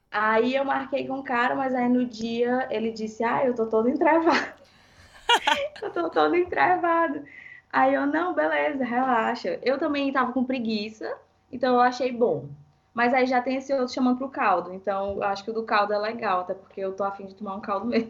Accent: Fortaleza, Ceará, Brazil; now in São Paulo, Brazil; sou de Fortaleza

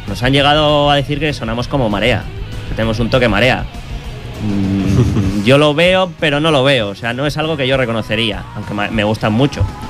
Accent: Bilbao, Basque Country, Spain; now in Sant Feliu de Llobregat, Spain; Yo soy de Bilbao, soy vasco

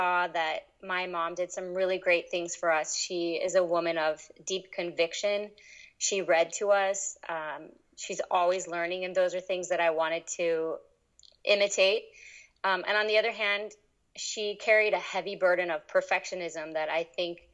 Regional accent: East Coast, United States; also born or lived in New York City; I grew up mostly on the East Coast

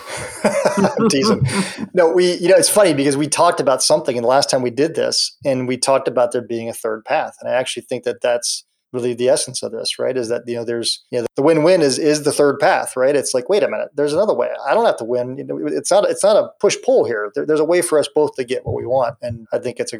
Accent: Columbus, Ohio, United States; I grew up in Columbus, Ohio. I live in Columbus, Ohio

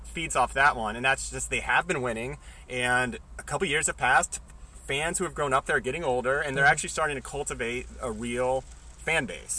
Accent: Central Illinois, United States; now in Washington, D.C., United States; where I grew up in Illinois

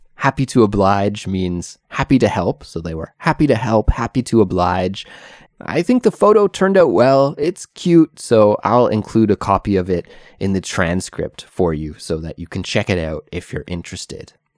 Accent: Canada; moved away as an adult; now in South Korea; I currently live in South Korea, although I'm originally from Canada

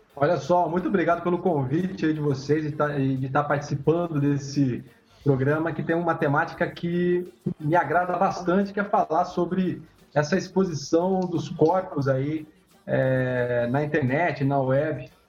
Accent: interior of São Paulo, Brazil; eu sou do interior de São Paulo, eu era criança

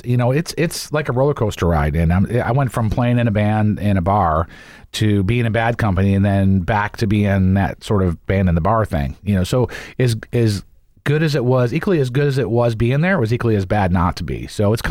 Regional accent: Buffalo, New York, United States; moved away; also born or lived in Florida; when I played Buffalo, my hometown

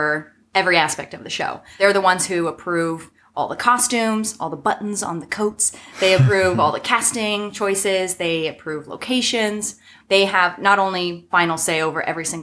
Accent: Sacramento, California, United States; moved away as an adult; also born or lived in New York; now in Los Angeles, United States; I'm originally from Sacramento

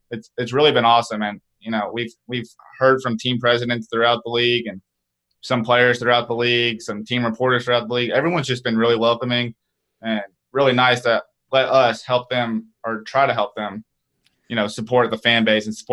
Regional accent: Chattanooga, Tennessee, United States; moved away as an adult; now in Atlanta, United States; I'm actually from Tennessee, but I'm from the east side of Tennessee in Chattanooga.

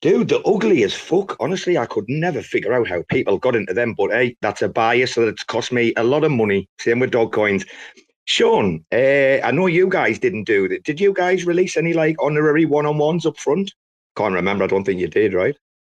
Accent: Robin Hood country, East Midlands, United Kingdom; I'm from Robin Hood country

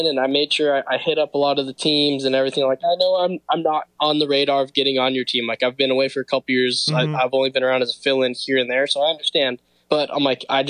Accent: Los Angeles, California, United States; I'm actually from Los Angeles, California

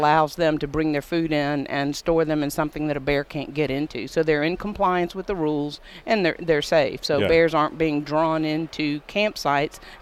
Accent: Louisiana, United States; moved away as an adult; now in Wyoming, United States; I am from Louisiana.

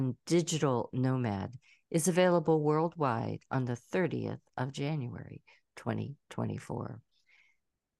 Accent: Pittsburgh, Pennsylvania, United States; also born or lived in Trafford, Pennsylvania; now in Atlanta, United States; I'm originally from Pittsburgh, even though I'm an Atlanta girl now.

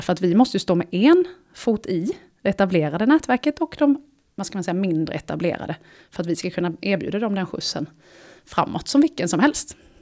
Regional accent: Småland, Sweden; jag kommer från Småland, så hela svaret på din fråga är Småland.

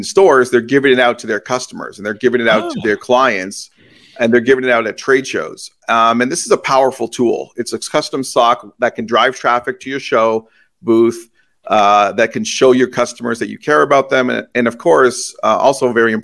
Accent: Toronto, Ontario, Canada; moved away; I grew up in Toronto and I moved after

